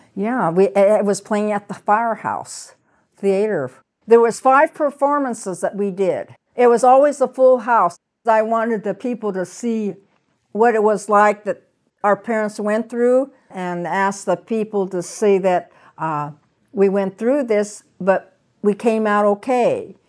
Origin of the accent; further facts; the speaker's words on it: Portland, Oregon, United States; also born or lived in Minidoka, Idaho; my parents ended up coming back to Portland